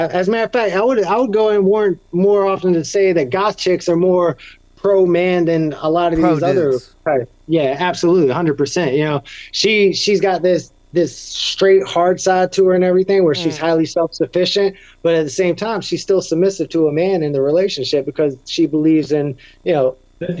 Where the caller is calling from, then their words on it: Cape Coral, Florida, United States; Yeah, I'm down here in Cape Coral, Florida, right where Hurricane Ian hit, as a matter of fact.